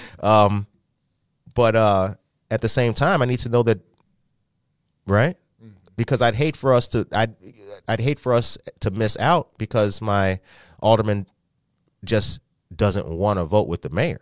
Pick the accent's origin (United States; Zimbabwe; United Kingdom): United States; Aurora, Illinois; I'm from Aurora